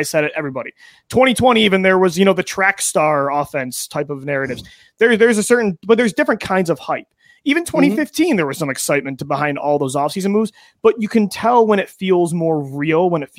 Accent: Buffalo, New York, United States; You know, I grew up in Buffalo, New York, and you grew up in Western New York.

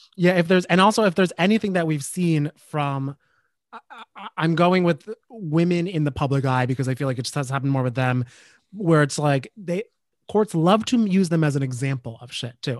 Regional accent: New Jersey, United States; I grew up in Jersey, so I was New Jersey

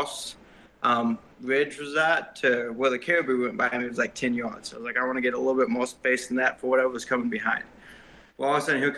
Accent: Missouri, United States; moved away as an adult; also born or lived in Kansas City, Missouri; now in Alaska, United States; I was born in Kansas City, Missouri, and then at age 2, we moved up to Alaska, and then at age 8, back to Missouri

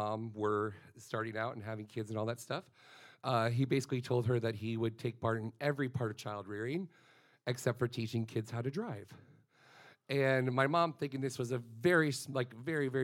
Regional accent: Florida, United States; I am from Florida

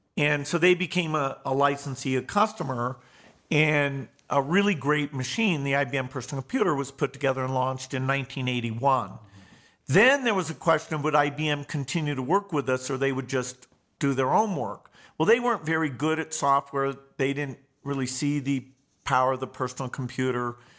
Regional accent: Seattle, Washington, United States; I was born in Seattle, Washington, in the United States

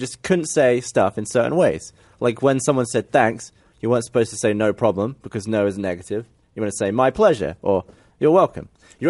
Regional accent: United Kingdom; as a British person

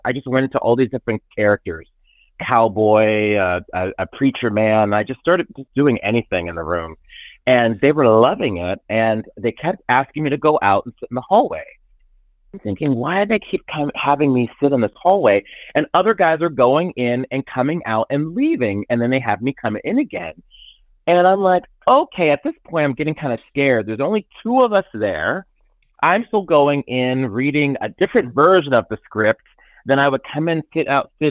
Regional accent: Pittsburgh, Pennsylvania, United States; I'm from Pittsburgh.

